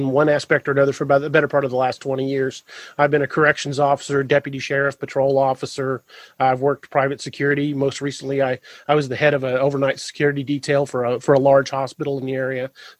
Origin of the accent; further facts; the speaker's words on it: Lebanon, Missouri, United States; now in Springfield, United States; I grew up in Lebanon.